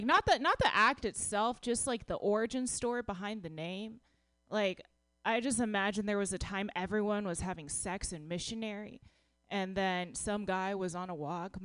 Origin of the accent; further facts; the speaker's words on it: Dallas, Texas, United States; I'm from Texas